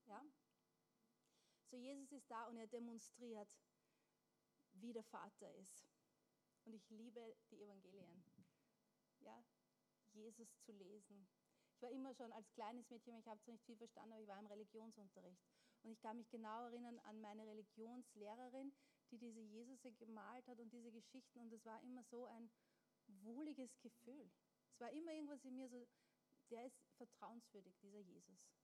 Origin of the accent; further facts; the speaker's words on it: Austria; wir sind in Österreich geboren und aufgewachsen